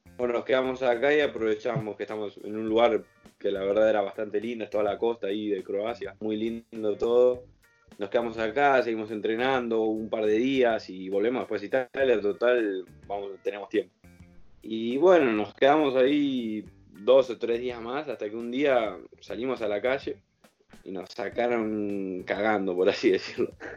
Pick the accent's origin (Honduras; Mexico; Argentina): Argentina; moved away; yo siendo argentino